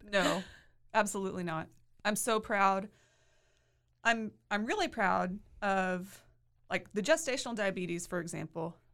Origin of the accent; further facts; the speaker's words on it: Hewitt, Texas, United States; I'm from the Waco area. I grew up in Hewitt